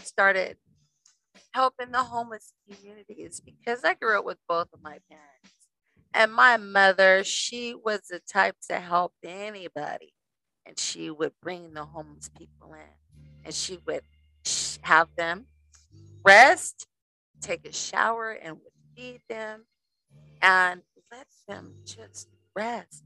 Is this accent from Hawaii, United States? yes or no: no; Las Vegas, Nevada, United States; I grew up in Las Vegas, Nevada